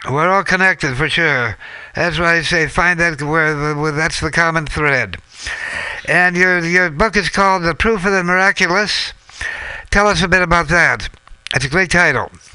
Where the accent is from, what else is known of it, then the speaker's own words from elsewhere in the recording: Minnesota, United States; we're coming full circle to my home state, Minnesota